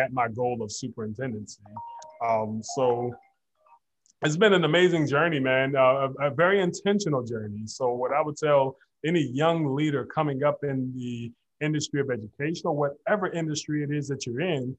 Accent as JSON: {"language": "English", "town": "Detroit", "region": "Michigan", "country": "United States", "tie": "born or raised there", "said": "I'm born and raised in Detroit, Michigan, grew up on the West Side, product of Detroit Public Schools"}